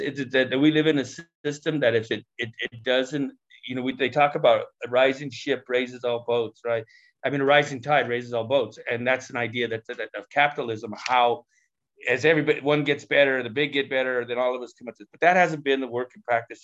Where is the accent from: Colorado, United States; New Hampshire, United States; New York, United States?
Colorado, United States; Denver; I grew up in Denver's West Side Barrio